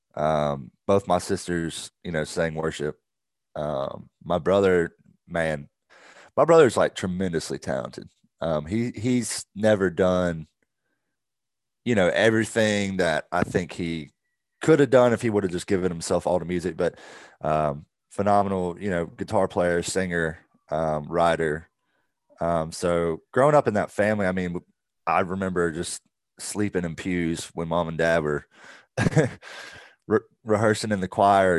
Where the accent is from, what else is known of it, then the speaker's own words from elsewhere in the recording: Augusta, Georgia, United States; also born or lived in Evans, Georgia / Waleska, Georgia; I grew up in Augusta. I was born in Augusta